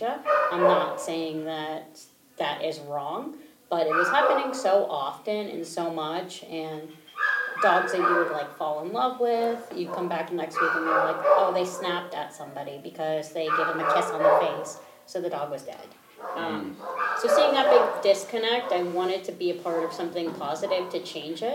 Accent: Maryland, United States; moved away; also born or lived in Utah / Colorado / Cleveland; I grew up in Maryland

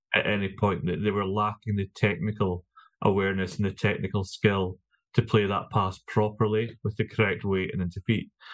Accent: Scotland, United Kingdom; I'm a Scotsman

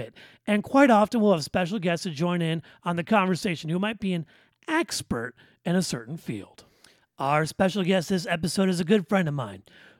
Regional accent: Detroit, Michigan, United States; moved away as an adult; now in Central Florida, United States; almost 30, born and raised in Southwest Detroit. You know, I graduated from Central Michigan University, and now I live in a theme park capital of the world, Central Florida.

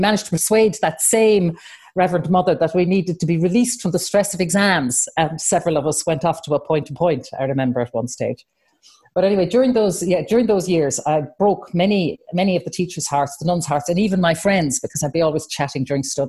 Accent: Adare, Munster, Ireland; also born or lived in Athlone / United States; I'm from Adair, County Limerick

